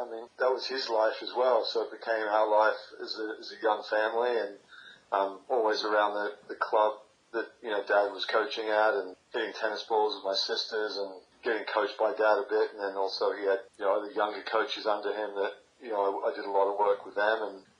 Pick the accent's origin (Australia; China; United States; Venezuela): Australia; So I didn't really come home to Australia at the end of every year and have summer here, which was great.